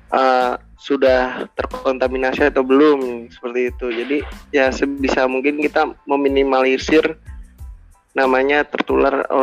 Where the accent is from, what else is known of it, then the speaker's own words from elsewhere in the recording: Jakarta, Indonesia; now in Purwokerto, Indonesia; saya sendiri domisili aslinya itu dari Jakarta dan kebetulan saya sekarang lagi di Purwokerto.